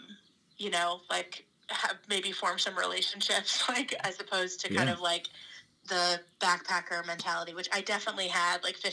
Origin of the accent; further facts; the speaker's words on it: Florida, United States; where I grew up in Florida